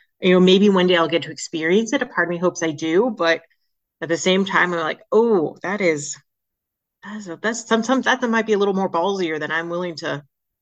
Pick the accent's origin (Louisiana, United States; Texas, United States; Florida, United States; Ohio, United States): Florida, United States; moved away as an adult; also born or lived in Asheville, North Carolina; now in Franklin, United States; growing up in Florida